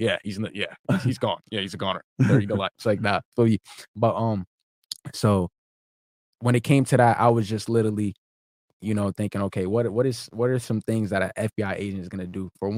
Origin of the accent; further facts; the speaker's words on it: Nigeria; The African kid, I'm Nigerian.